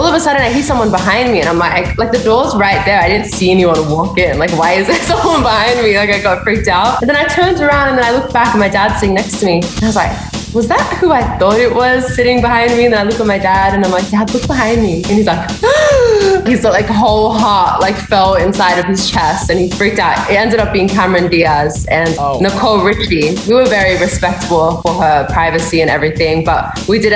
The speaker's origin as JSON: {"language": "English", "town": "Sydney", "region": "New South Wales", "country": "Australia", "tie": "born or raised there", "said": "I'm from Sydney, Australia. Born and raised in the big city? Born and raised."}